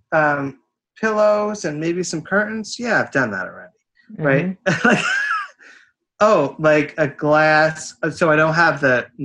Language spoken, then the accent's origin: English; Kingston, New York, United States; I grew up in Kingston, New York, which was like the bluestone capital